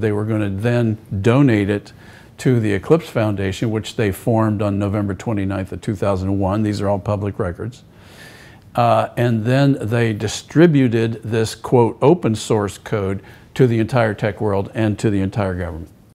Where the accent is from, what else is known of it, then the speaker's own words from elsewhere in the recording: United States; As an American